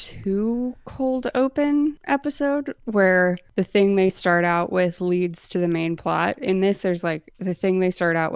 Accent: Reno, Nevada, United States; But I was born in Reno

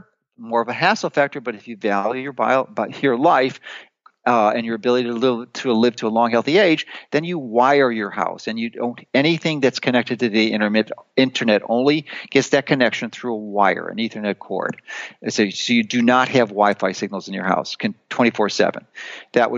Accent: Chicago, Illinois, United States; moved away as an adult; I grew up in Chicago. I spent 55 years there

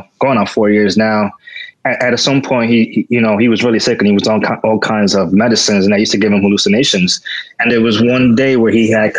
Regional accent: Santo Domingo, Distrito Nacional, Dominican Republic; I was born in La Capital

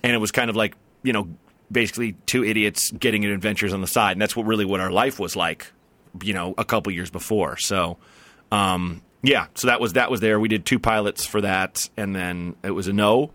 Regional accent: the Northwest, Pacific Northwest, United States; I'm from the Northwest

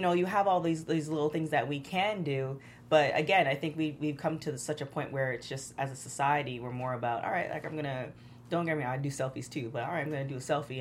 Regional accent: Toronto, Ontario, Canada; now in Los Angeles, United States; growing up in Toronto

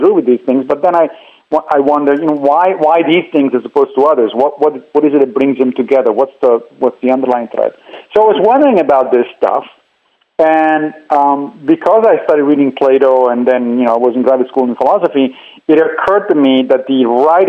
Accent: Italy; moved away as an adult; also born or lived in Tennessee; I grew up in Italy

